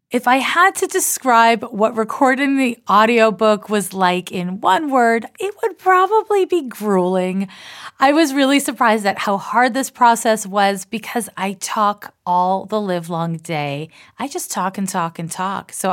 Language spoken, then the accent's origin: English; Canada; accent: Canadian/American; now in United States; I was raised in Canada and I live in the US, and I have an accent that kind of dovetails between a Canadian and an American accent.